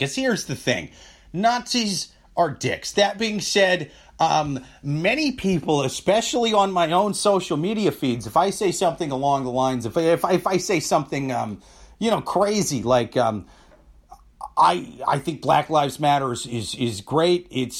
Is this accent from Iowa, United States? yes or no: yes; Iowa, United States; Yeah, I'm from Iowa. I know.